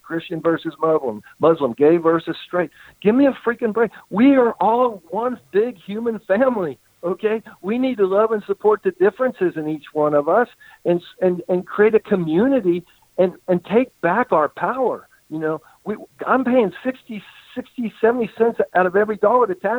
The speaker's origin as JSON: {"language": "English", "country": "United States", "tie": "born or raised there", "also_born_or_lived": "Colombia", "moved": "as an adult", "said": "I grew up here in America. And, you know, now I live half time in Colombia"}